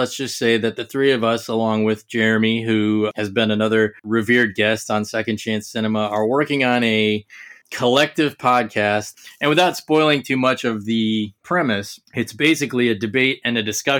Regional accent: Ohio, United States; we're from Ohio

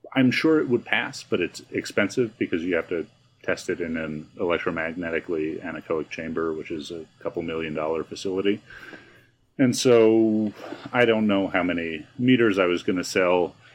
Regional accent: New York, United States; now in Albuquerque, United States; I grew up in New York

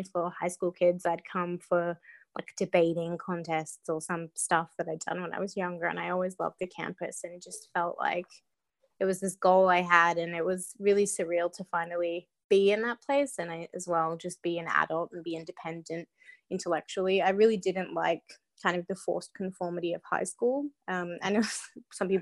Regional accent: Perth, Western Australia, Australia; moved away as an adult; also born or lived in London, United Kingdom; now in Atlanta, United States; growing up in Perth

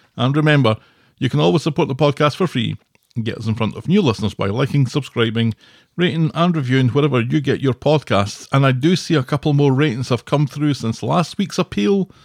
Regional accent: Scotland, United Kingdom; moved away; I'm Scottish.

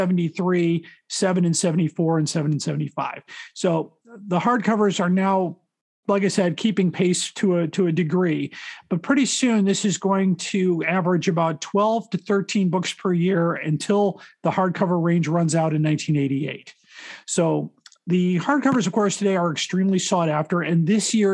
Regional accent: Chicago, Illinois, United States; I've been in Chicago my whole life.

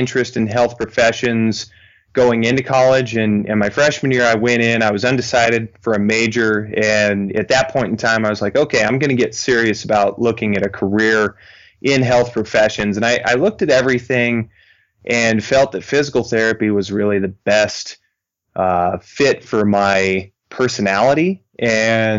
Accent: Florence, Montana, United States; also born or lived in Rocklin, California / Billings, Montana; I was born and raised here in Western Montana. I went to high school in a small town south of Missoula here called Florence

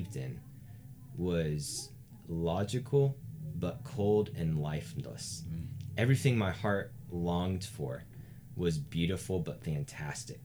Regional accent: the South, United States; I come from the South

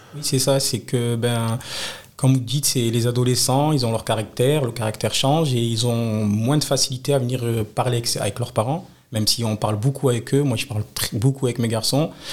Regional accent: Nice, Provence-Alpes-Côte d'Azur, France; Je suis né au Moulin, j'ai grandi au Moulin

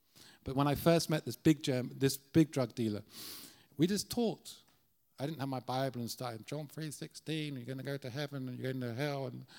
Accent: Ireland; We always love, as Irish, to go to the darkest places that no one wants to go.

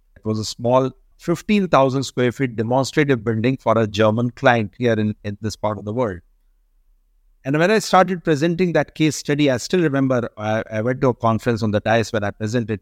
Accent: India; we are a country which get more than three hundred days of daylighting

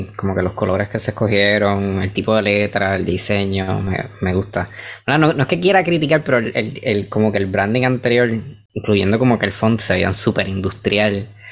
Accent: Puerto Rico; si aquí yo soy puertorriqueño, en el, momento que yo me salgo de la isla y piso otro sitio, soy extra puertorriqueño

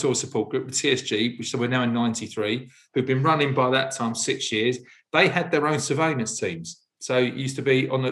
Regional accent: London, United Kingdom; also born or lived in Parsons Green, Fulham, London; I was from South London, born in South London, born in Parsons Green, grew up in Wimbledon

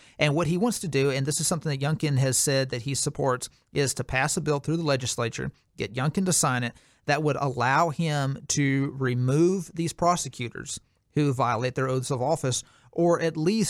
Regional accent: Virginia, United States; I'm going to pepper this essay with my story about growing up in Virginia. It almost killed me. Before my parents brought me to Virginia, I was a bright, vivacious, funny, optimistic kid.

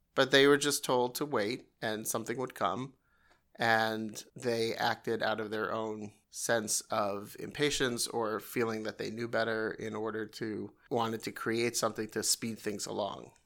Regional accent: New York, United States; I'm from New York

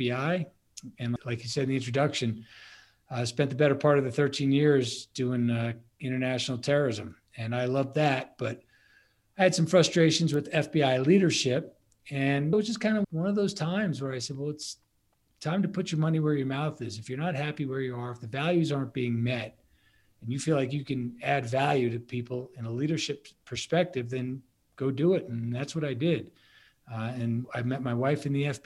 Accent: Bay Shore, New York, United States; moved away as an adult; also born or lived in Maryland; Born and bred from Long Island, New York, Bay Shore to be specific.

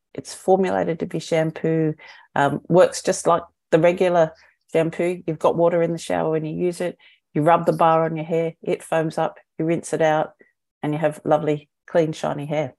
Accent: Australia; moved away as an adult; also born or lived in New Zealand / United Kingdom / Hong Kong; I'm Australian

